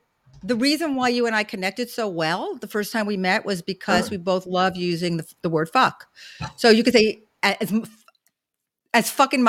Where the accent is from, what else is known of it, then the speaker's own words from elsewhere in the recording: New York City, New York, United States; I grew up in Brooklyn.